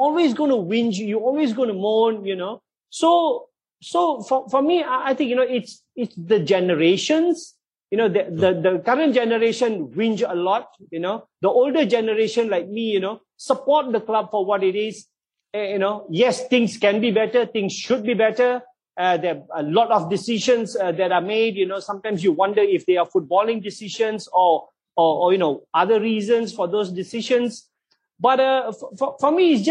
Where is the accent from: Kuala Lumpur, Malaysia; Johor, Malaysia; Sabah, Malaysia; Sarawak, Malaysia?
Johor, Malaysia; I was born and brought up in Johor in Malaysia.